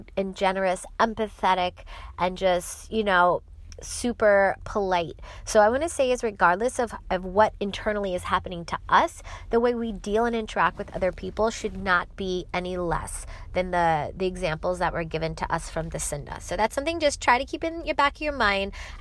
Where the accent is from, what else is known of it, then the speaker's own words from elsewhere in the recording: New York City, New York, United States; I am from New York City